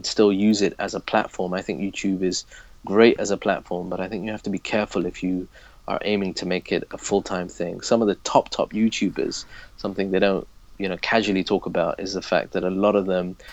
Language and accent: English; Leicester, East Midlands, United Kingdom; moved away as an adult; now in Abu Dhabi, United Arab Emirates; I'm originally from Leicester, born and raised, which is in the East Midlands of the UK